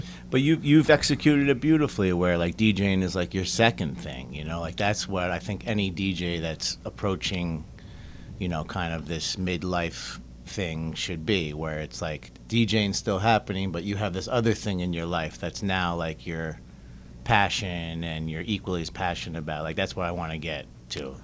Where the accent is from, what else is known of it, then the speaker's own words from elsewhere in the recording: Philadelphia, Pennsylvania, United States; moved away as an adult; also born or lived in Boston / New York / Las Vegas; we, we grew up together in Philly, so our, our life like totally went the same path. Like grew up in Philly, college in Boston, oh. moved to New York, Vegas.